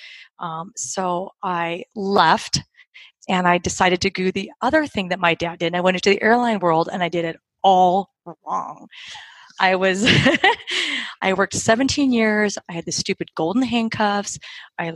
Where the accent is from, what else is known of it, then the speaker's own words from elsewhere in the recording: Orange County, Southern California, United States; also born or lived in Park City, Utah; I was born and raised in Southern California in Orange County